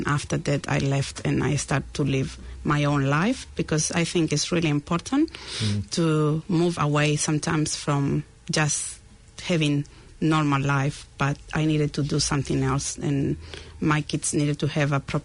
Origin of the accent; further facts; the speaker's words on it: Chile; English is a second language; moved away as an adult; now in New Zealand; I left Chile to another country where I had a few days to think about it, and I found the farthest country from Chile, and it was New Zealand.